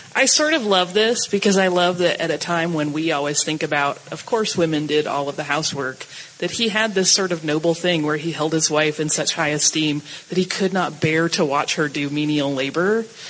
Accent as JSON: {"language": "English", "town": "Atlanta", "region": "Georgia", "country": "United States", "said": "I'm from Atlanta"}